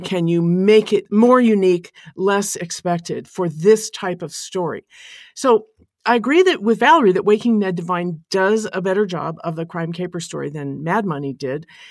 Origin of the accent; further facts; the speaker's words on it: American on the West Coast, United States; as an American on the West Coast in a big city